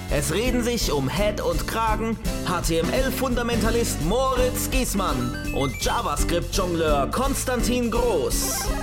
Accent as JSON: {"language": "German", "town": "Karlsruhe", "region": "Baden-Württemberg", "country": "Germany", "said": "als Karlsruher kennt man"}